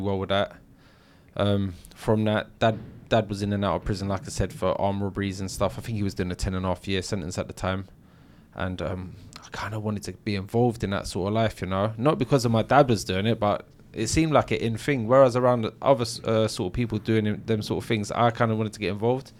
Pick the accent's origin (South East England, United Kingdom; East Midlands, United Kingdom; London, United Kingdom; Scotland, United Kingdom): London, United Kingdom; I grew up in Battersea, South London